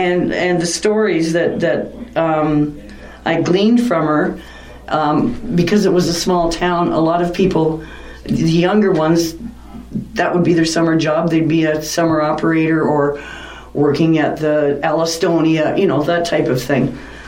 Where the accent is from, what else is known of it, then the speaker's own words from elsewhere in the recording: Collingwood, Ontario, Canada; moved away as an adult; now in Wasaga Beach, Canada; I'm originally from Collingwood